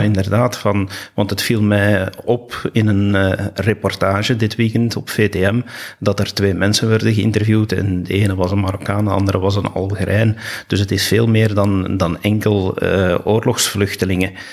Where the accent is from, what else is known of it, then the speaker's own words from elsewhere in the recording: Belgium; wat wij als Belgen kunnen doen